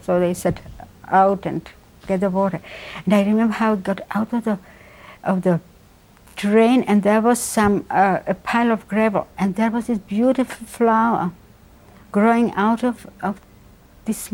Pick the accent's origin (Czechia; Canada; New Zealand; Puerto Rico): Czechia; Prague; now in Boston, United States; I was born in Prague